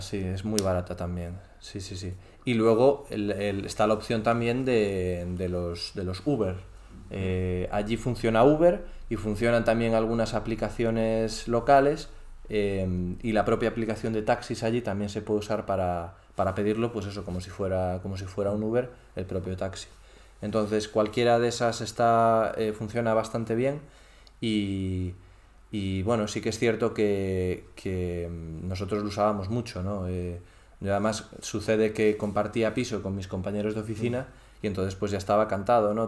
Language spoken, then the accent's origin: Spanish; Galicia, Spain; moved away as an adult; now in Doha, Qatar; soy gallego